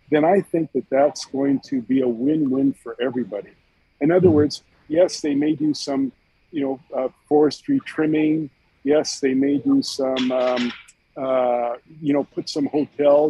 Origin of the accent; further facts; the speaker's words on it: Calgary, Alberta, Canada; moved away; I'm originally from Calgary